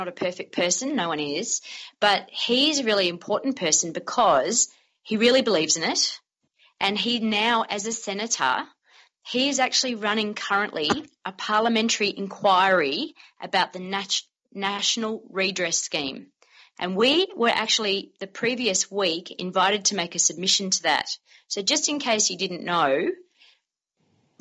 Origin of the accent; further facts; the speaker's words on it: Australia; now in Melbourne, Australia; we're Australian.